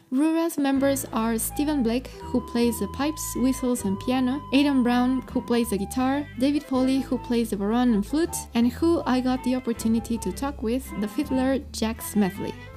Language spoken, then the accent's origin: English; Mexico; English is a second language; I'm from Mexico